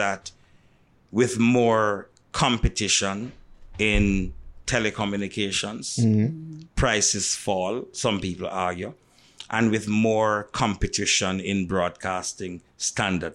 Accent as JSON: {"language": "English", "town": "Montego Bay", "region": "Saint James", "country": "Jamaica", "tie": "born or raised there", "said": "when you come from Mobe, and I grew up in a Mobe, at the time I grew up in Mobe"}